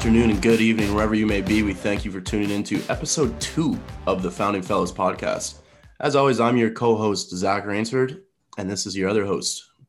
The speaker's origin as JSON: {"language": "English", "town": "Tara", "region": "Ontario", "country": "Canada", "also_born_or_lived": "Windsor, Ontario", "said": "I'm from small town Tara, Ontario. Shout out Tara. And I moved away to school when I was 17 to the University of Windsor as well."}